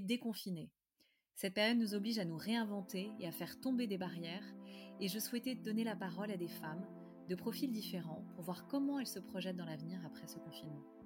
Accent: Paris, Île-de-France, France; je suis parisienne

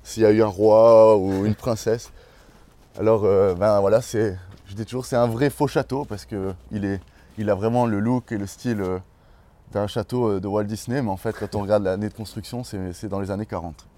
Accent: Valais, Switzerland; also born or lived in Chandolin, Val d'Anniviers (family origins); j'ai grandi à Daval ici

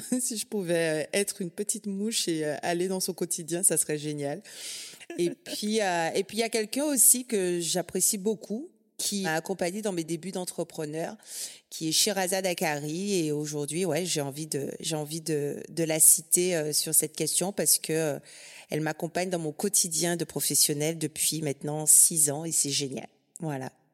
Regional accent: Guadeloupe; now in Brittany, France; je viens de la Guadeloupe, donc on n'a que deux saisons

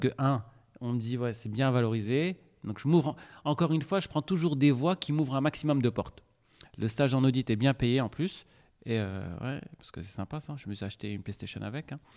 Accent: Casablanca, Casablanca-Settat, Morocco; moved away as an adult; also born or lived in Montpellier; j'ai grandi à Casablanca

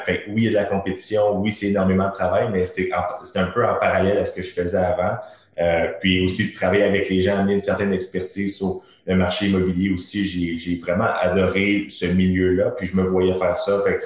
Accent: Terrebonne, Quebec, Canada; moi je suis originaire de Terrebonne.

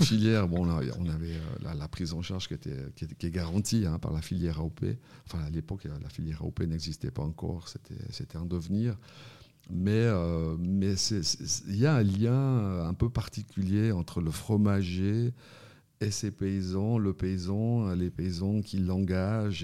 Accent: Fribourg, Switzerland; je suis fribourgeois

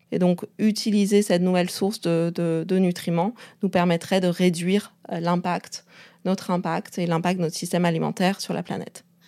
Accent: Beijing, China; moved away; also born or lived in Canada / France; j'ai grandi à Pékin

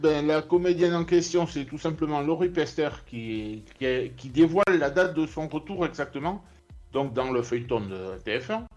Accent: Saint-Pée-sur-Nivelle, Nouvelle-Aquitaine, France; je suis originaire du Pays Basque

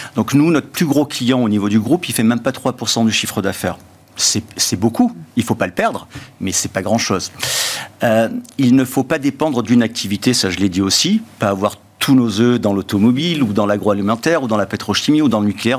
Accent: southern France, France; chez nous, dans le Sud

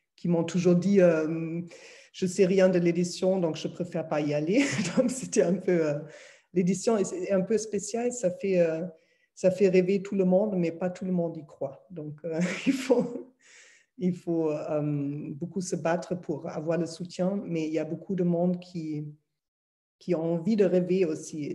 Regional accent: Berlin, Germany; French is a second language; moved away; je suis, comme vous entendez certainement, je suis allemande, donc née à Berlin

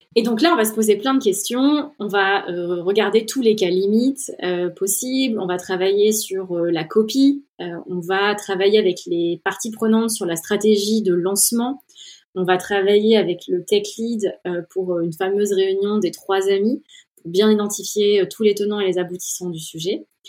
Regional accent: Orléans, Centre-Val de Loire, France; moved away as an adult; also born or lived in Silicon Valley, United States; je viens d'Orléans où j'ai passé mes 20 premières années

